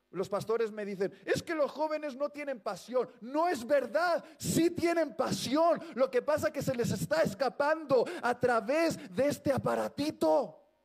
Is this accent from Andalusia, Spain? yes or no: no; Basque Country, Spain; soy vasco